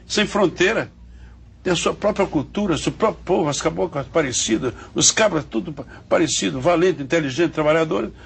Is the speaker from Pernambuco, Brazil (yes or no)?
yes; Exu, Pernambuco, Brazil; moved away; also born or lived in Rio de Janeiro; Exu tem o Nordeste. Então, é minha terra, é meu mundo